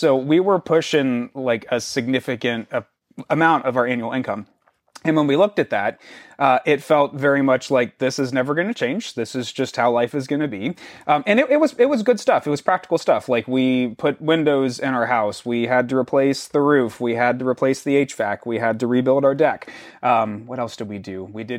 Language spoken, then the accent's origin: English; Florida, United States; growing up in Florida, there was definitely one store that was layaway.